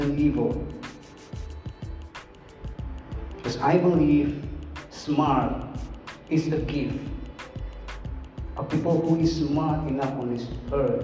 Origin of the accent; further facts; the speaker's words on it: Kupang, East Nusa Tenggara, Indonesia; English is a second language; This is English, this is not my mother language. I don't born with English in my mouth. I was born in Kupang, in a very far east side of Indonesia